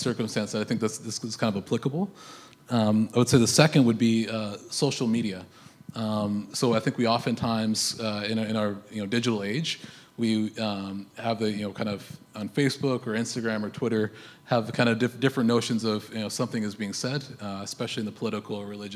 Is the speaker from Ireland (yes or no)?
no; United States; now in Canada; I'm an American